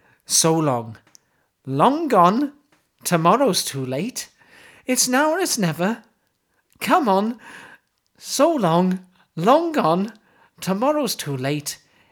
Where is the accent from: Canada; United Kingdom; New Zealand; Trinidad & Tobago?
United Kingdom; Wales; Well, I'm from Wales, see?